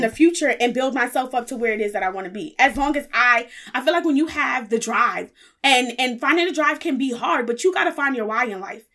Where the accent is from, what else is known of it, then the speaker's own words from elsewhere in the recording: New York City, New York, United States; I was born and raised in the Bronx, New York